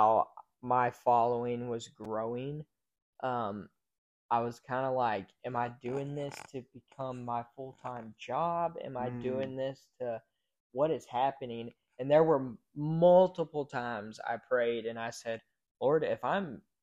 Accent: Hico, Texas, United States; moved away as an adult; now in McKinney, United States; where my parents live and where I grew up in Hico

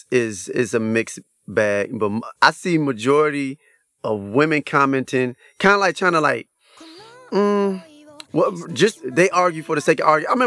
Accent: Saginaw, Michigan, United States; I'm actually from Saginaw

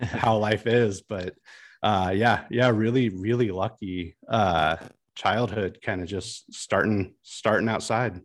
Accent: Washington, Missouri, United States; so I'm from Washington, Missouri

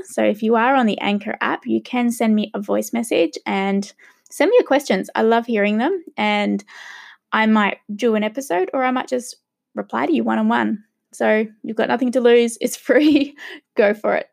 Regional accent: Australia; also born or lived in Sydney, Australia; I am gonna be a true Aussie

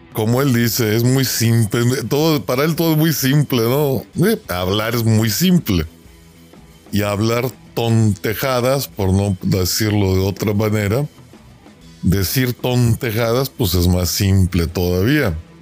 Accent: Mexico

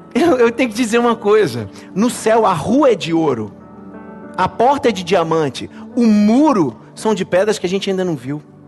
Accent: Brazil; como brasileiros

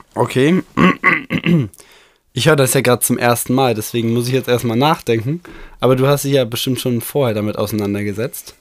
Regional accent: Bochum, North Rhine-Westphalia, Germany; 5. September, 9.01 Uhr, geboren in Bochum

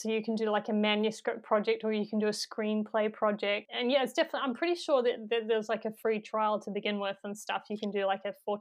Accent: New Zealand; accent: New Zealand; If I could narrate it in my own accent

